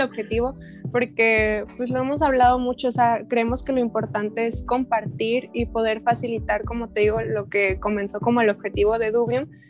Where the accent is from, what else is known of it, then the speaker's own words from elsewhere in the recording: Guadalajara, Jalisco, Mexico; tengo 23 años, soy de Guadalajara también